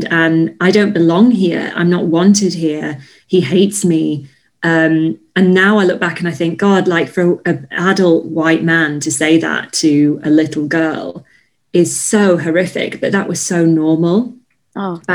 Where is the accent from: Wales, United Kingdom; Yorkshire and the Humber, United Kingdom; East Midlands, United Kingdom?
Yorkshire and the Humber, United Kingdom; now in Bristol, United Kingdom; you growing up there? It was strange um, I think because I didn't know any different at the time, I felt it was normal.